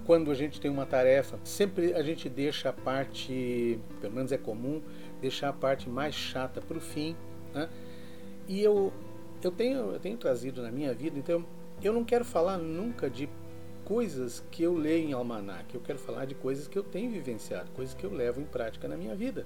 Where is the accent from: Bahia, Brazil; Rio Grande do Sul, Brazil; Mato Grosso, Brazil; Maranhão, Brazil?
Rio Grande do Sul, Brazil; Serra Gaúcha; na região onde eu fui criado, que é a Serra Gaúcha